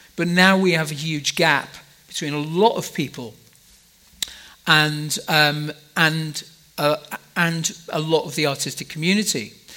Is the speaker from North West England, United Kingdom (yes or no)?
yes; Liverpool, North West England, United Kingdom; I'm from Liverpool in, in the UK.